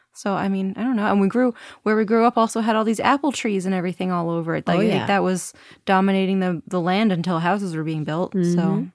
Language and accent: English; Nutley, New Jersey, United States; also born or lived in Binghamton, New York; we both born here, raised here, pretty much lived here.